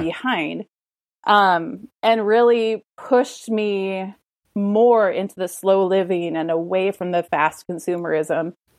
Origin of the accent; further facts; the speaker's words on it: United States; growing up in the United States